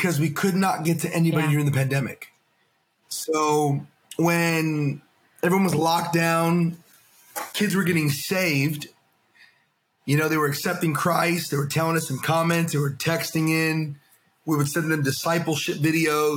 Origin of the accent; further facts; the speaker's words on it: United States; I'm an American